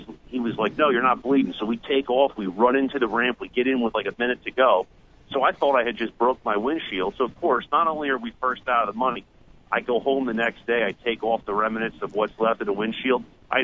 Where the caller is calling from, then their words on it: New Jersey, United States; from Jersey, man.